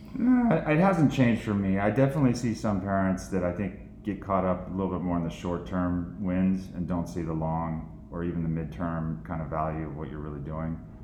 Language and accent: English; Central Valley, California, United States; now in Rye, New York, United States; I grew up in Central Valley, California